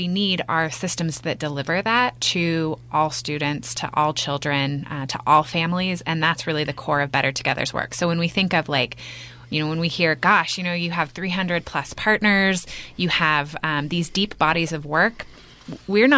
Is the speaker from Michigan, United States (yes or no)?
no; Bend, Oregon, United States; moved away as an adult; I'm born and raised in Bend. I graduated from Mountain View High School